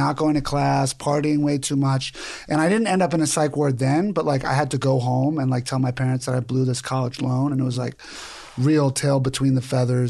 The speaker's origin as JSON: {"language": "English", "region": "New York", "country": "United States", "said": "because I'm from Queens."}